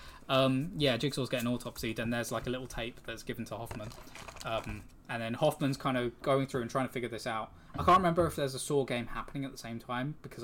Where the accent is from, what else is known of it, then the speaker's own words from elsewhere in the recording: England, United Kingdom; We are from England. Yep. Folkestone, Kent.